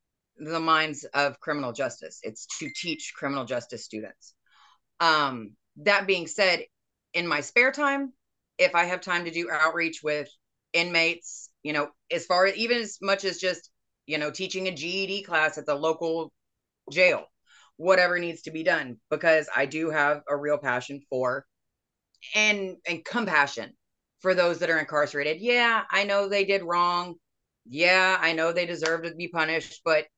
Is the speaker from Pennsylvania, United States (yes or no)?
no; Houston, Texas, United States; also born or lived in Arkansas / Tennessee; I was born in Houston.